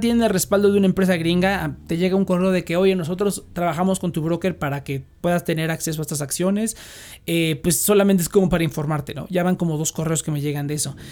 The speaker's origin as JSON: {"language": "Spanish", "country": "Mexico", "said": "como mexicanos"}